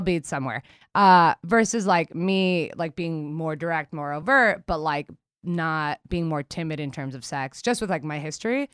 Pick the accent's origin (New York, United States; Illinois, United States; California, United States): New York, United States; New York City; we grew up in Queens in the nineties